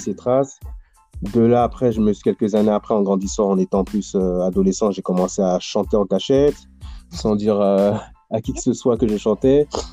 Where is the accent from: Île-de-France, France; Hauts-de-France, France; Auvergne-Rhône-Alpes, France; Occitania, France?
Île-de-France, France; Paris suburbs, near Montfermeil; j'ai grandi en, j'ai grandi en banlieue, euh, du côté du quatre-vingt-treize, en, euh, à côté de Montfermeil